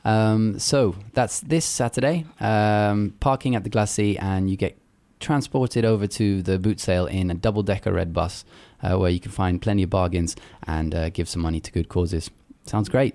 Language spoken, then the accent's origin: English; Luxembourg; when I was little, eh, growing up in Luxembourg